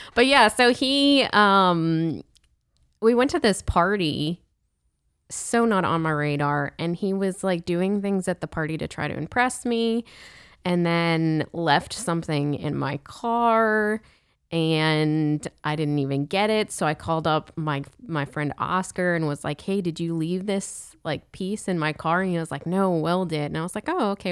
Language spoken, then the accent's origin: English; Pittsburgh, Pennsylvania, United States; also born or lived in Steubenville, Ohio; now in Louisiana, United States; I'm from Pittsburgh